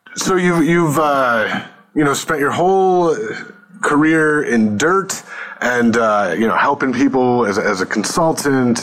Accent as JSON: {"language": "English", "region": "Northeast", "country": "United States", "tie": "born or raised there", "also_born_or_lived": "New York / Connecticut", "said": "I grew up mostly in the Northeast, you know, New York and, and Connecticut"}